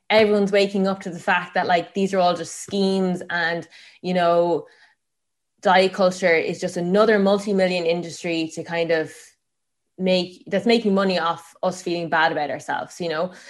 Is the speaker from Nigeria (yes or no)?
no; Tipperary, Munster, Ireland; I grew up in Tipperary, um, on a farm.